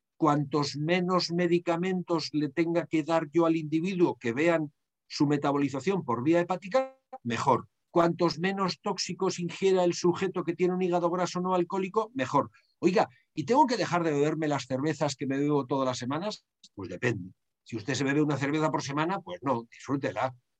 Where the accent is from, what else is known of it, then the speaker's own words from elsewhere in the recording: Basque Country, Spain; En mi país, en el País Vasco